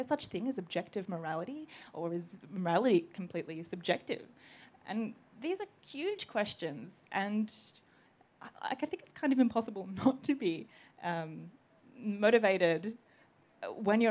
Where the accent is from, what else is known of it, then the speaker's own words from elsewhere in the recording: Australia; I'm Greek Australian